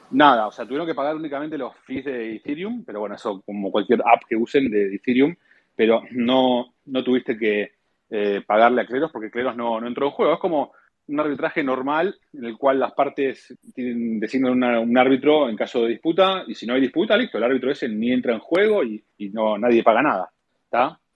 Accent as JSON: {"language": "Spanish", "country": "Argentina", "tie": "born or raised there", "said": "yo soy argentino y bueno, como los argentinos fuimos criados en un entorno em, de, de, bueno, de inflación"}